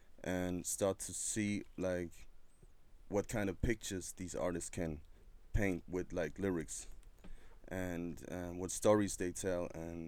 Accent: Stuttgart, Baden-Württemberg, Germany; I'm from Stuttgart, to be exact. Stuttgart is in the south of Germany.

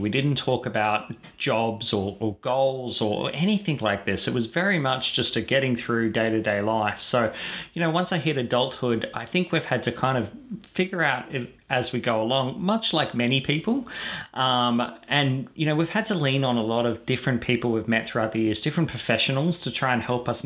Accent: Bribie Island, Queensland, Australia; I grew up on Bribie Island in Queensland

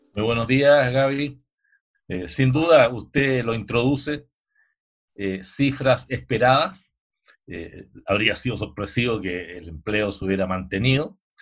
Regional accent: Chile

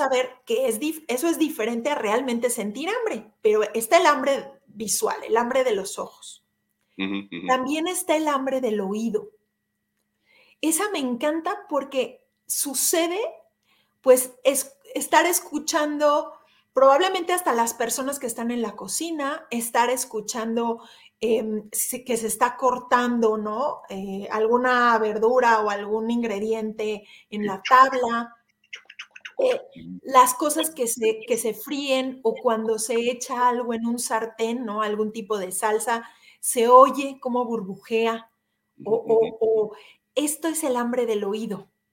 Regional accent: Mexico; como mexicanos

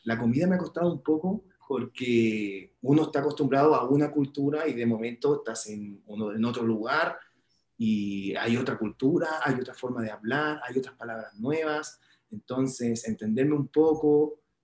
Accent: Chile; now in Mexico; todo mi pueblo chileno

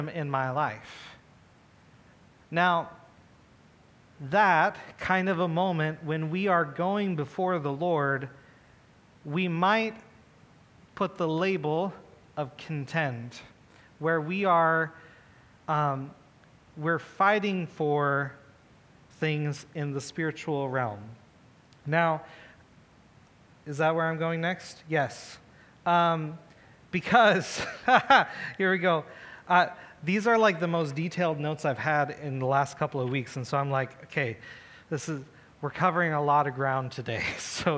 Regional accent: United States; I'm an American

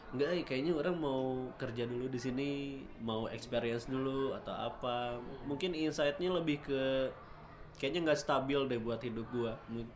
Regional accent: Bandung, West Java, Indonesia; kita orang Bandungnya

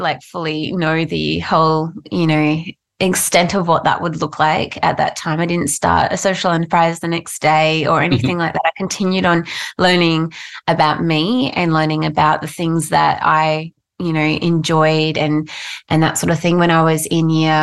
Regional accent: Mackay, Queensland, Australia; I grew up in North Queensland, actually, in Mackay

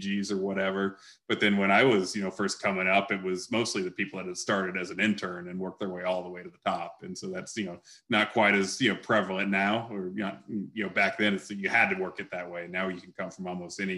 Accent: Atlanta, Georgia, United States; growing up in Atlanta

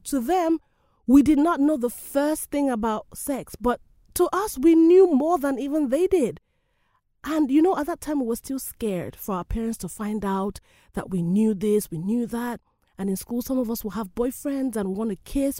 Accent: Nigeria; I love my country, Nigeria

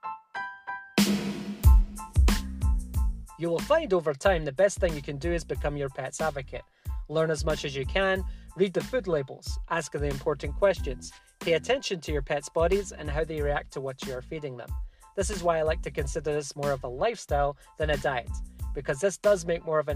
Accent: Scotland, United Kingdom; moved away; I'm originally from Scotland

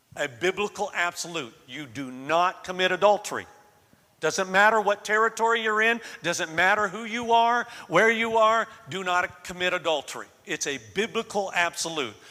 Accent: Florida, United States; moved away; I grew up in Florida

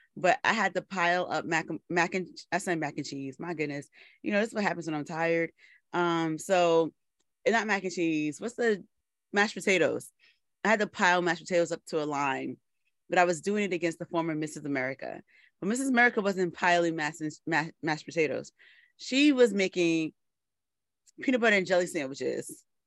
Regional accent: New York City, New York, United States; I am from the Bronx, born and raised

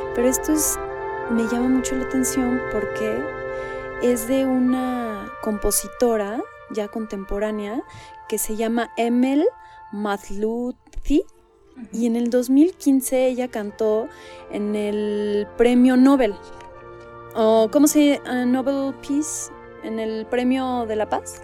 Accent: Mexico; me siento mucho más mexicana que árabe

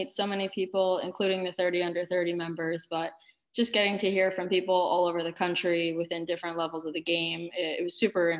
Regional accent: Plainview, New York, United States; So I'm actually from Plainview, New York. It's a small town on Long Island, and I began my own soccer journey there at age 4 within Plainview Soccer Club.

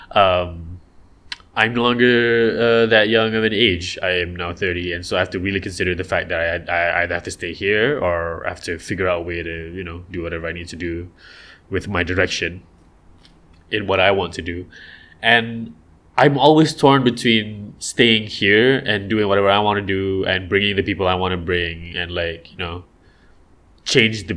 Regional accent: Malaysia; over here, we're supposed to, the Rojak thing is supposed to be our thing. The Gotong Royong thing is supposed to be our deal.

